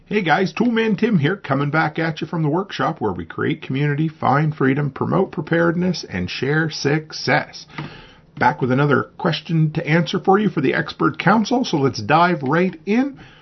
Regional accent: Nova Scotia, Canada; where I grew up in Nova Scotia on the East Coast

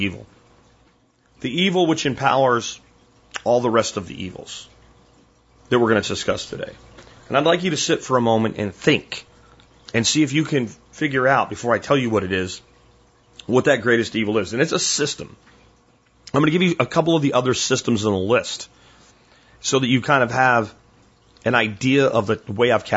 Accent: United States; I'm an American

